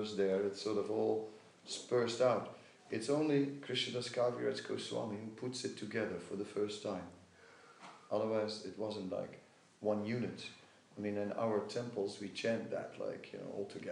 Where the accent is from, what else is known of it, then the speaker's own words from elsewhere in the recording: Netherlands; I am from Holland